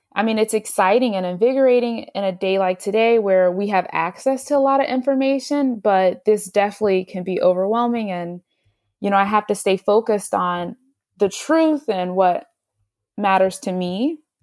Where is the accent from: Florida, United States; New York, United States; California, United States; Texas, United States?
Texas, United States; Houston; moved away as an adult; now in New Jersey, United States; I grew up in Houston